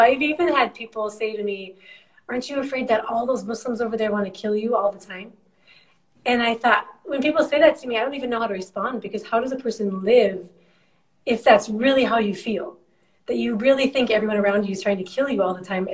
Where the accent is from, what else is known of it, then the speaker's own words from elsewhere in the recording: United States; moved away as an adult; I'm an American Christian.